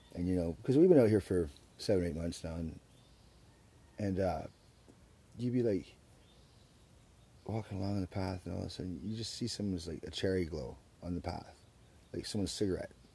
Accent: Surrey, British Columbia, Canada; moved away as an adult; also born or lived in Alberta / Edmonton; now in Victoria, Canada; I grew up in Surrey

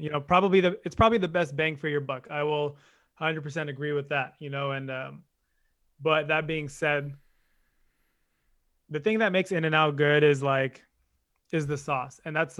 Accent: Bay Area, California, United States; how are you from the Bay and you're a Laker fan?

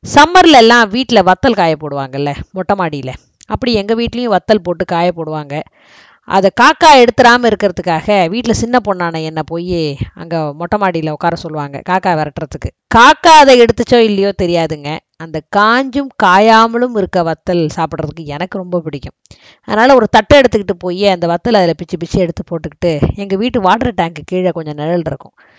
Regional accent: Thanjavur, Tamil Nadu, India; அதே தஞ்சையில் தான் நானும் பிறந்தேன்

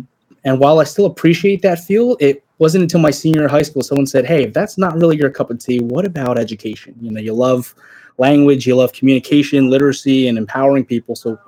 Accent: Pennsylvania, United States; born or raised there

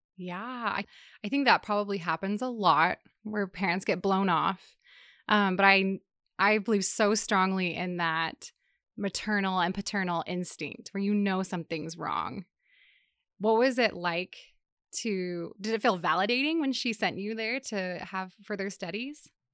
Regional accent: Seattle, Washington, United States; moved away; I grew up in the Seattle area

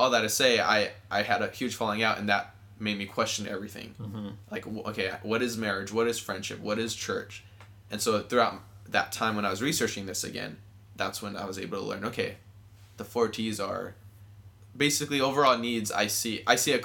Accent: Southern California, United States; I grew up here in Southern California

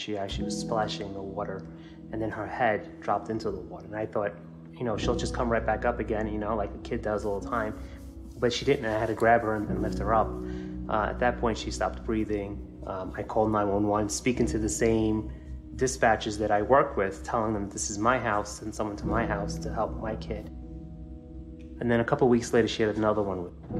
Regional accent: New York City, New York, United States; We were both born and raised in New York City.

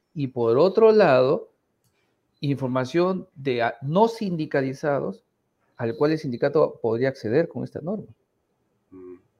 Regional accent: Peru; somos todos los peruanos

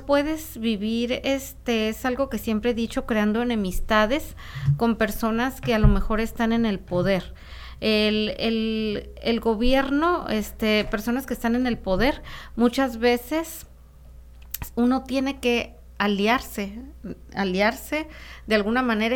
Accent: Tijuana, Baja California, Mexico; la gente que nacimos en Tijuana y, y, que crecimos yendo a las tiendas en Estados Unidos

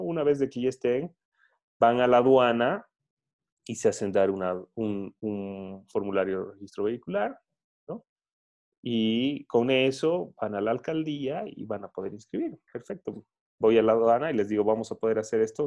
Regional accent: Bolivia; soy, soy boliviano

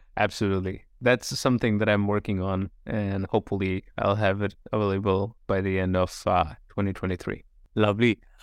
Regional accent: United States; I was born in the United States and naturally have a United States passport.

